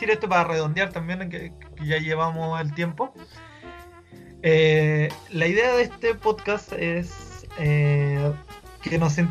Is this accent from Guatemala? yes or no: no; Chile; creo que antes que ser chileno también soy latino, creo que esa es nuestra verdadera idiosincrasia